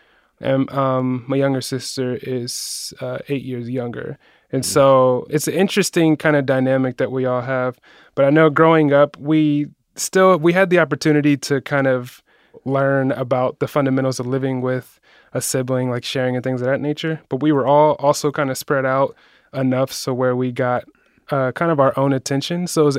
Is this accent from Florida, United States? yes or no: no; Columbus, Ohio, United States; You know, so I'm from Columbus originally. Not really a specific neighborhood in Columbus.